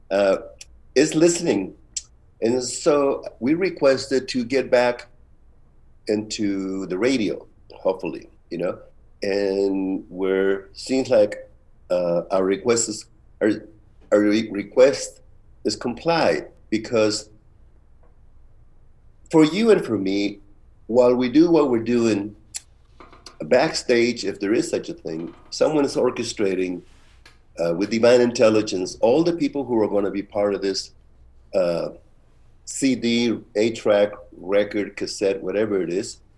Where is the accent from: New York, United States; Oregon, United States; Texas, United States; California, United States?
California, United States; San Francisco; And growing up in San Francisco, you know, watching Cesar Chavez, Dolores Huerta, Martin Luther King, the Black Panthers